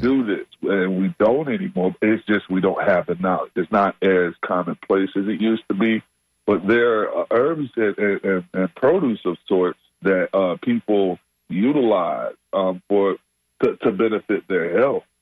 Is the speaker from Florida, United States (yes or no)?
yes; Tampa, Florida, United States; my hometown over there, uh, Tampa